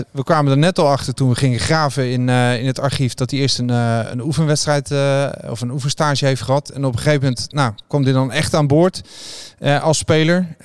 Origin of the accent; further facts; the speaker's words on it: Japan; Dutch is a second language; now in Rotterdam, Netherlands; Ik kom uit Japan. Ik woon in Nederland.